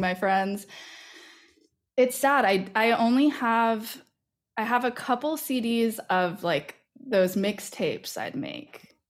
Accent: Massachusetts, United States; moved away as an adult; also born or lived in New York; now in Philadelphia, United States; I grew up in Massachusetts

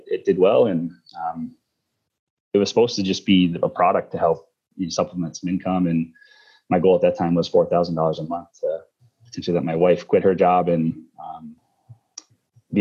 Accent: Northern New York, United States; I grew up in Northern New York

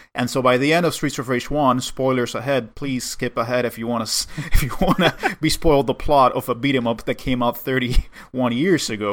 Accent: Cuba; moved away; I grew up in Cuba

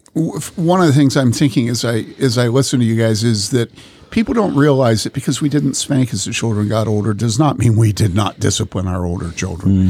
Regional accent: Wheaton, Illinois, United States; I grew up in this in Wheaton

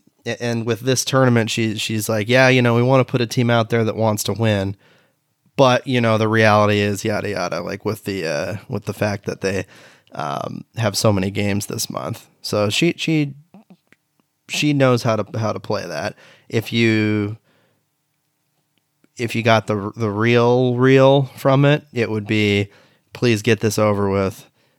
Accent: Beaverton, Oregon, United States; my hometown of Beaverton, Oregon

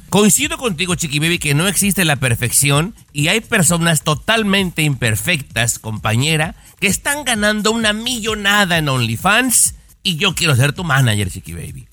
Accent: Mexico; moved away; los que venimos de México

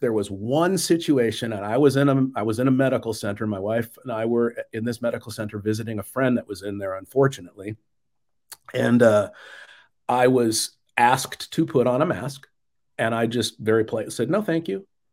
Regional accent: Phoenix, Arizona, United States; moved away; also born or lived in Nashville / Atlanta area / Southern California; I grew up in the Phoenix area

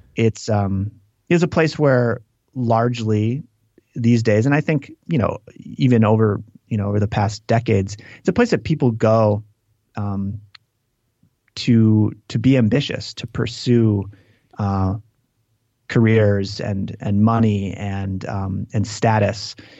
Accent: Green Lake, Wisconsin, United States; I grew up in this town called Green Lake

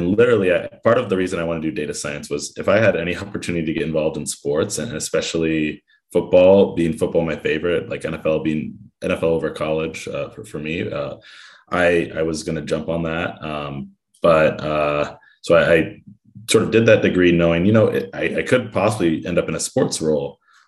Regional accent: Oakland, California, United States; I grew up in Oakland, California.

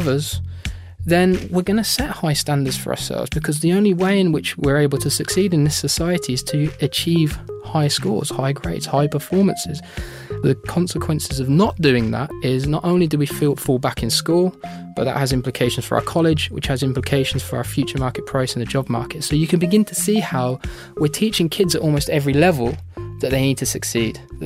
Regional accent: United Kingdom; my home country, the United Kingdom

